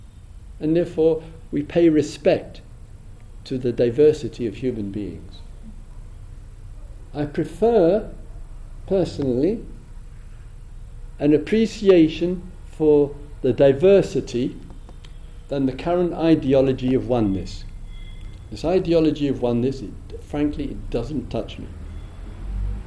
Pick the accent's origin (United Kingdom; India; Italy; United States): United Kingdom; England; being an Englishman